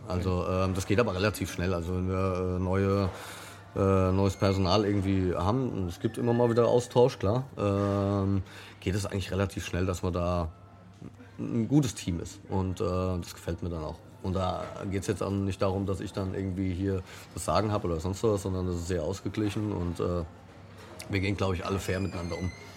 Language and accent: German; Frankfurt, Hesse, Germany; in meiner eigenen Stadt, in meiner Geburtsstadt